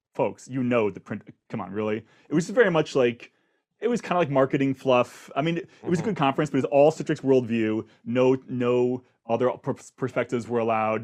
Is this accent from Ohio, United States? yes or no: yes; Akron, Ohio, United States; I grew up in Akron, Ohio